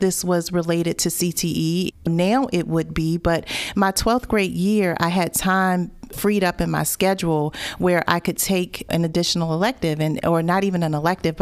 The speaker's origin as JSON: {"language": "English", "town": "Newport News", "region": "Virginia", "country": "United States", "tie": "born or raised there", "said": "I went to school at Warwick High School in Newport News. I'm from the Tidewater area."}